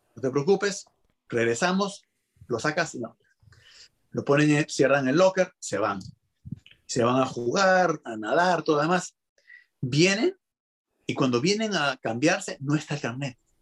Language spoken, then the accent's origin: Spanish; Peru; soy peruano